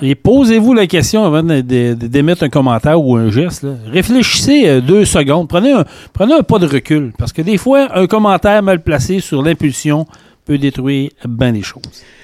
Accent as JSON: {"language": "French", "region": "Quebec", "country": "Canada", "said": "on est Québécois"}